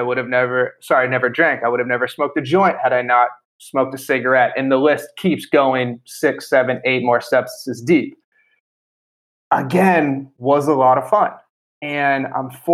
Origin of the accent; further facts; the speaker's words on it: Boston, Massachusetts, United States; moved away as an adult; also born or lived in Italy; So I grew up in Boston, Massachusetts